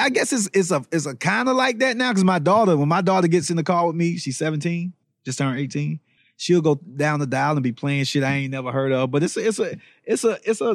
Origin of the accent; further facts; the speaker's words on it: College Park, Georgia, United States; also born or lived in Orlando, Florida; me growing up on the South Side, in College Park / Union City, I wasn't in the city of Atlanta